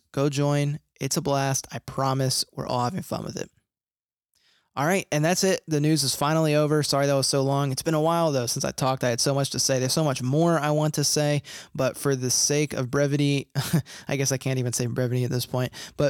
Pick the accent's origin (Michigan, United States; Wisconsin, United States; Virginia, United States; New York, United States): Virginia, United States; Virginia Beach; also born or lived in Philadelphia; I grew up in Virginia Beach. I'm from Philly, but I moved to Virginia